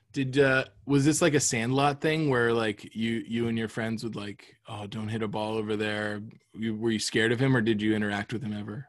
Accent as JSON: {"language": "English", "region": "Florida", "country": "United States", "tie": "born or raised there", "said": "I grew up in Florida."}